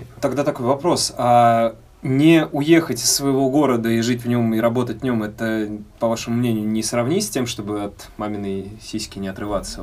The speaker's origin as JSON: {"language": "Russian", "town": "Tula", "region": "Tula Oblast", "country": "Russia", "said": "я на самом деле Туляк никуда не уезжал"}